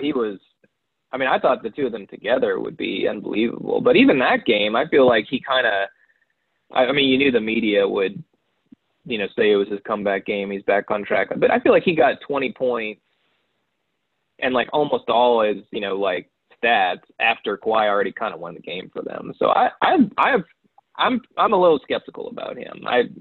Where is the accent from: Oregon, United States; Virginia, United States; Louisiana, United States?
Louisiana, United States; New Orleans; moved away; I'm from New Orleans originally